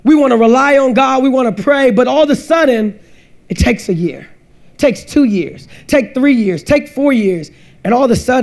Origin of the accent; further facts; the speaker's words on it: Washington, District of Columbia, United States; I grew up in Washington, D.C. That's where I grew up